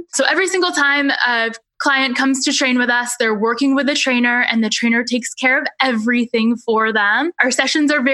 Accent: Rangeley, Maine, United States; I grew up in Rangeley, Maine, which is a really tiny town in the western part of our state

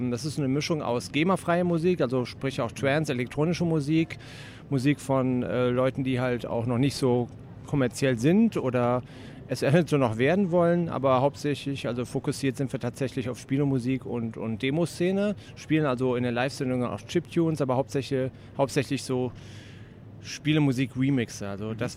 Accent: Cologne, North Rhine-Westphalia, Germany; now in Wuppertal, Germany; Ja, also ich bin ursprünglich Kölner, also komme praktisch hier aus meiner Stadt, Heimspiel sozusagen, ja. Köln-Ehrenfeld wohne seit einigen Jahren in Wuppertal

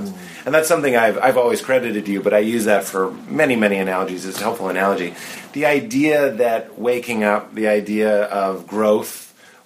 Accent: Boston, Massachusetts, United States; I come from Boston

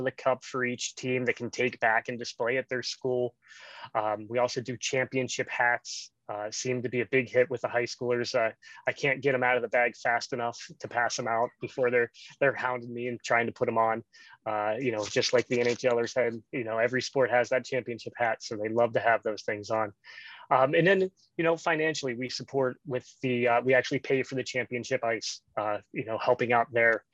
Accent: Wheeling, West Virginia, United States; now in Columbus, United States; where I grew up down in the Wheeling

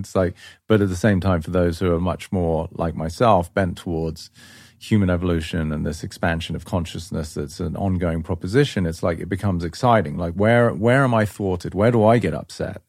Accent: England, United Kingdom; moved away; I grew up in England

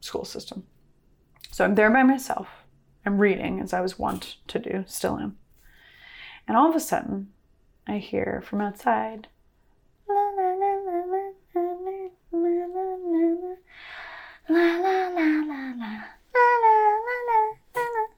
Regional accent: Columbia River Gorge, Washington, United States; I grew up in the Columbia River Gorge in Washington State

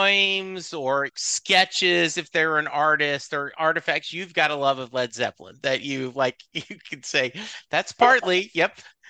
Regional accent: Lake Charles, Louisiana, United States; now in Dallas, United States; But I grew up in Lake Charles, Louisiana.

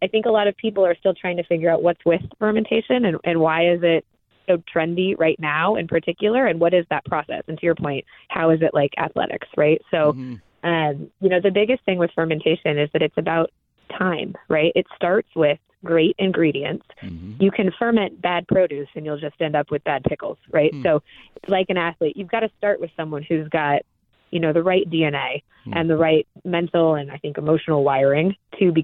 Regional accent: Seattle, Washington, United States; I grew up in Seattle, Washington

